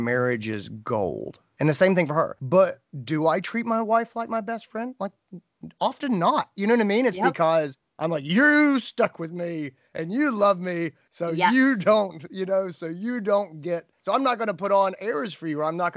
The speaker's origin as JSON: {"language": "English", "region": "North Carolina", "country": "United States", "tie": "born or raised there", "said": "I grew up in North Carolina"}